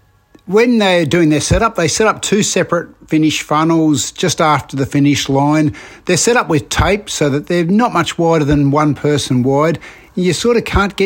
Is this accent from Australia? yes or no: yes; Australia; as a Aussie park runner